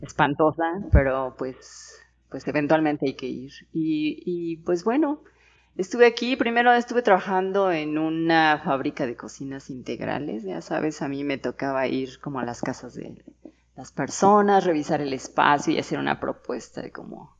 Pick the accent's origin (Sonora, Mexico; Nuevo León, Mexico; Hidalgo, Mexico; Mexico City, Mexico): Mexico City, Mexico; now in Querétaro, Mexico; Yo nací en la Ciudad de México